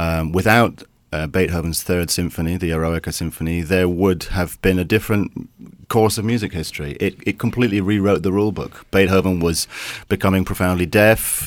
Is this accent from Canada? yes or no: no; England, United Kingdom; I'm an English conductor